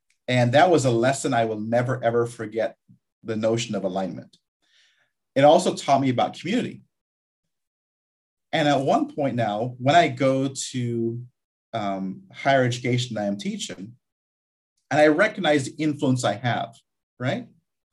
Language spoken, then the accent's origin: English; Guyana; moved away; also born or lived in Barbados; I was born in Guyana, South America.